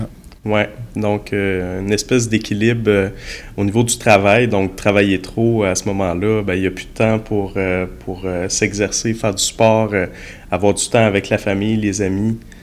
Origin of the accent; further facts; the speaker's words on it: Quebec City, Quebec, Canada; j'étais au Cégep Sainte-Foy, donc je viens de Québec